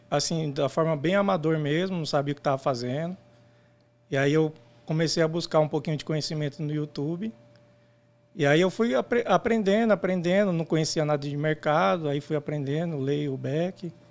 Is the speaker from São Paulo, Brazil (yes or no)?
yes; São Bernardo do Campo, São Paulo, Brazil; Isso, sou do ABC Paulista.